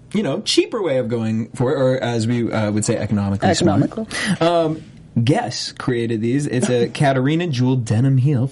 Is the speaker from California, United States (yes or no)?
no; Cape Cod, Massachusetts, United States; I'm from Cape Cod